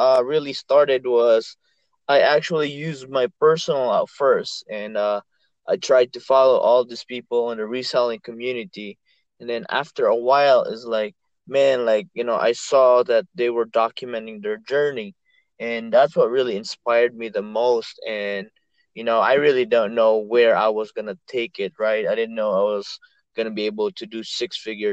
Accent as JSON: {"language": "English", "country": "Philippines", "moved": "yes", "said": "I'm from the Philippines, me and my wife"}